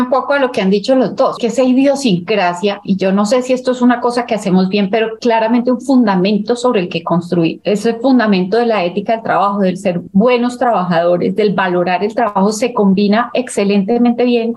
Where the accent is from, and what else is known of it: Colombia